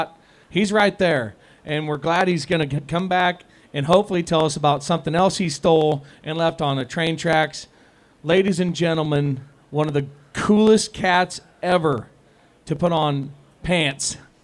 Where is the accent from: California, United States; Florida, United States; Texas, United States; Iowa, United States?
Iowa, United States; Sidney; I've been through my hometown, Doc, Sydney, Iowa